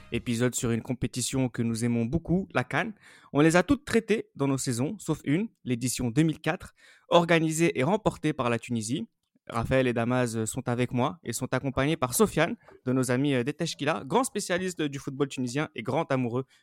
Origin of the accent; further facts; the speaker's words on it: Algeria; sentiment incroyable que moi je n'ai pas connu en tant que tant qu'Algérien